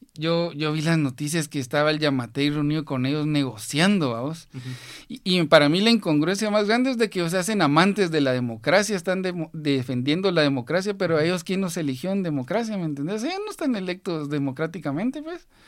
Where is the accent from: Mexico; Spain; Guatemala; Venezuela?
Guatemala; como guatemaltecos